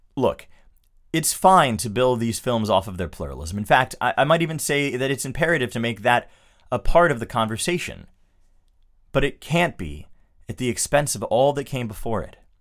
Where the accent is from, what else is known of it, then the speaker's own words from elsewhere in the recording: United States; I'm an American